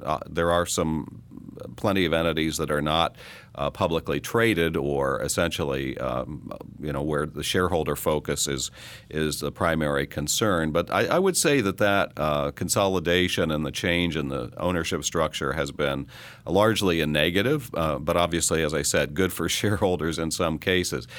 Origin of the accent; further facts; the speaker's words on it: Coffeyville, Kansas, United States; moved away; the newspaper in my hometown basically went away, uh, in Coffeyville, Kansas